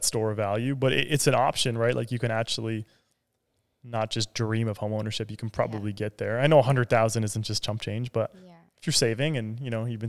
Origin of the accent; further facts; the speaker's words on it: Ontario, Canada; We are from Ontario.